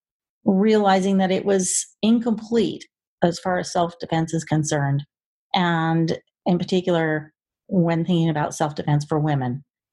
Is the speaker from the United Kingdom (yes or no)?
no; Oklahoma, United States; moved away; growing up in Oklahoma, every summer was 100 degrees plus